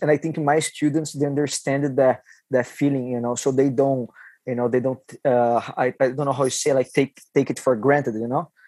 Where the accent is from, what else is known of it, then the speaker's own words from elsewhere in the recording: Taubaté, São Paulo, Brazil; English is a second language; moved away as an adult; now in Vancouver, Canada; got lucky to start on alliance gym you know in my hometown